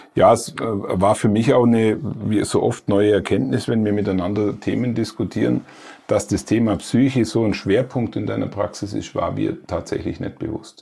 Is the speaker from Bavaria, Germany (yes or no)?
yes; Allgäu, Bavaria, Germany; ich komme aus Elblich, aus Alpenregion, mhm. aus der Alpenregion mhm. schlechthin, dem Allgäu.